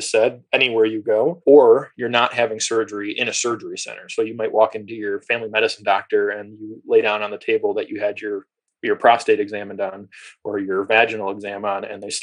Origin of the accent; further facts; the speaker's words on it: Toledo, Ohio, United States; I grew up in Toledo